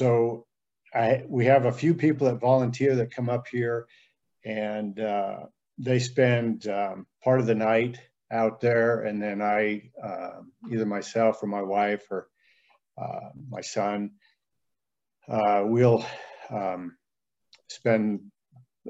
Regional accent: Steamboat Springs, Colorado, United States; now in Walden, United States; I'm from Steamboat Springs originally

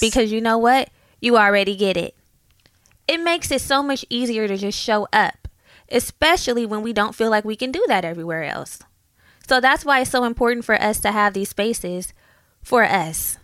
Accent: Oakland, California, United States; moved away; I grew up in Oakland and we moved

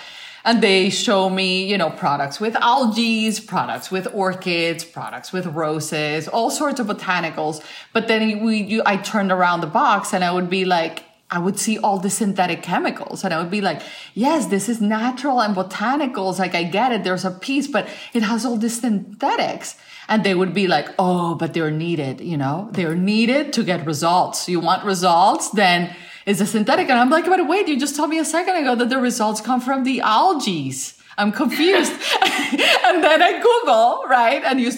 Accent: Colombia; I am a Latin woman. I grew up in Colombia and I'm very, very Latin with my beauty practices.

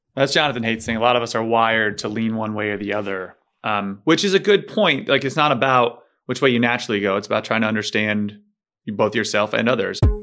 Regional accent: United States; as an American

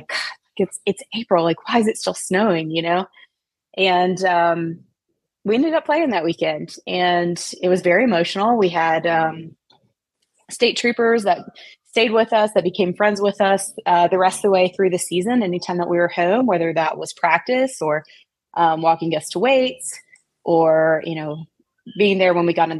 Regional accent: Tazewell, Virginia, United States; I grew up in Southwest Virginia, about an hour and a half from Blacksburg.

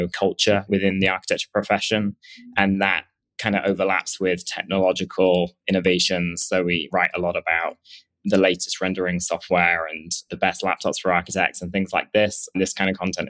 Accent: England, United Kingdom; moved away as an adult; also born or lived in Edinburgh / London; now in New York, United States; I originally am from England

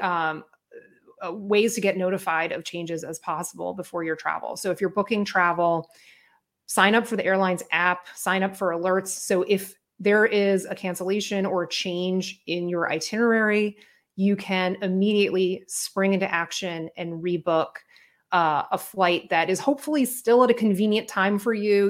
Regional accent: Miami, Florida, United States; moved away; I'm from Miami originally

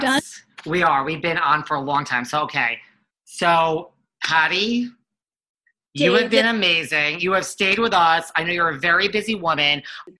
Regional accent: Connecticut, United States; moved away; I'm originally from Connecticut.

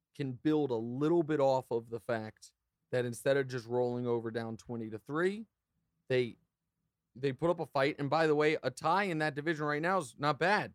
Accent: Kansas City, Missouri, United States; being from Kansas City

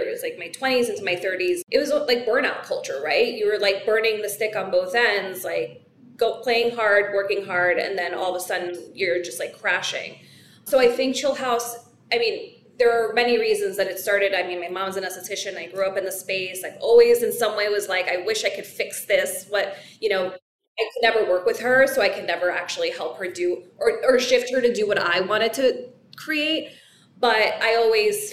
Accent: New York City, New York, United States; as a New Yorker

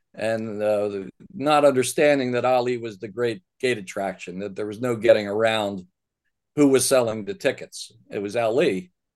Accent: Baltimore, Maryland, United States; I grew up in Baltimore

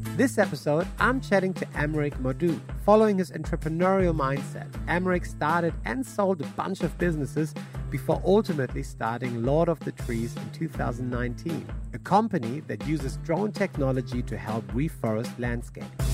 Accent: Germany; now in Australia; I'm originally from Germany, married an Australian, um, and then eventually ended up here

